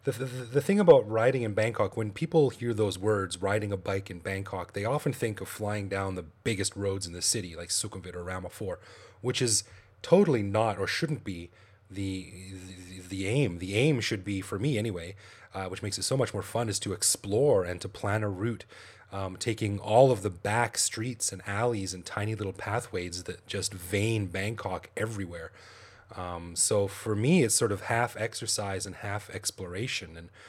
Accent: Calgary, Alberta, Canada; moved away as an adult; now in Thailand; Well, I'm from Canada, Calgary, Canada, actually, and I came over here in 2001. On a quick vacation, and I'm still here.

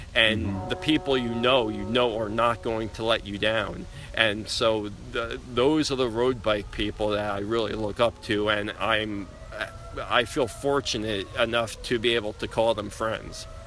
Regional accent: Long Island, New York, United States; growing up on Long Island

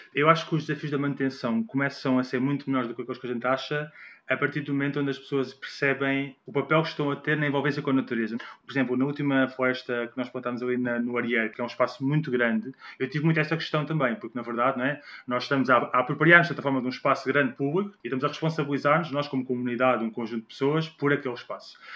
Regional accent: Portugal; nós, como portugueses

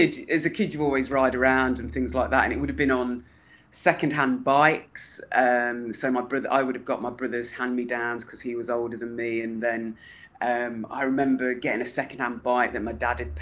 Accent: Leicester, East Midlands, United Kingdom; I'm from Leicester in the Midlands in England

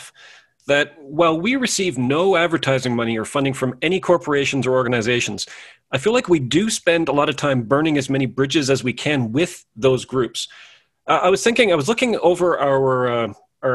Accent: Canada; I was born in Canada sometime in the mid-70s.

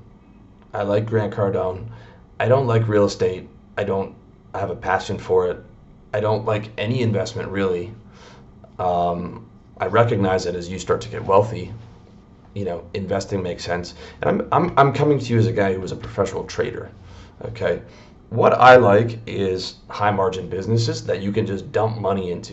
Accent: Canada; moved away as an adult; also born or lived in Toronto; I'm from Canada

